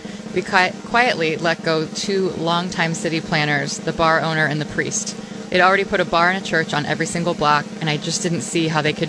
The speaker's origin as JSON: {"language": "English", "town": "Beaverton", "region": "Oregon", "country": "United States", "moved": "as an adult", "lives_now": "Scranton, United States", "said": "I'm not from here. I'm from Beaverton, Oregon."}